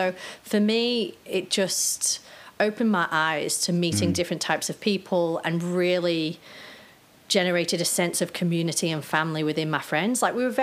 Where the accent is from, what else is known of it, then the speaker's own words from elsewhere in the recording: Cheshire, North West England, United Kingdom; I grew up in Cheshire, kind of like in the countryside